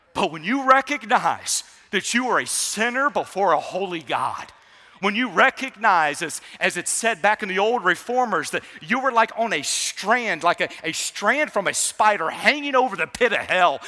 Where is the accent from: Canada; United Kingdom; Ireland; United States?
United States; Savannah, Georgia; I grew up in Savannah, Georgia